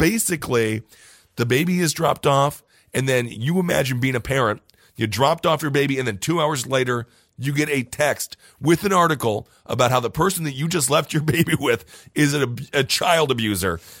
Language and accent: English; Stevens Point, Wisconsin, United States; my hometown of Stevens Point, Wisconsin.